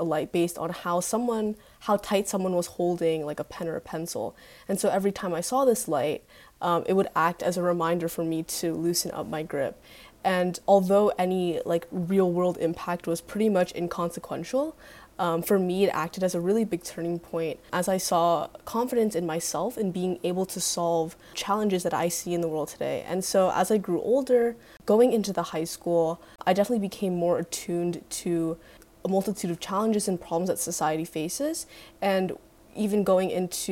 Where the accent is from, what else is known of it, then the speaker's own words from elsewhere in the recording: Greenwich, Connecticut, United States; I'm from Greenwich, and I go to Greenwich High School currently.